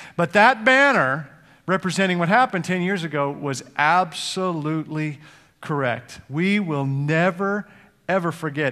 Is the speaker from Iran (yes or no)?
no; Edmonton, Alberta, Canada; moved away as an adult; also born or lived in Cincinnati, United States; now in United States; my home, uh, my hometown in Edmonton, Canada